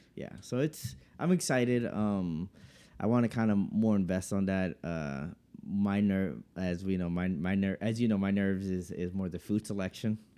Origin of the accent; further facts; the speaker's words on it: United States; growing up in America